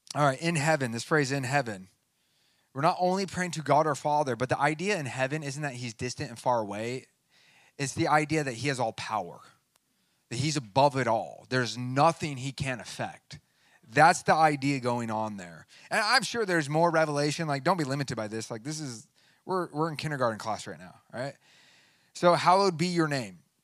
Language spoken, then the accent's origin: English; United States; I'm a Christian before I'm an American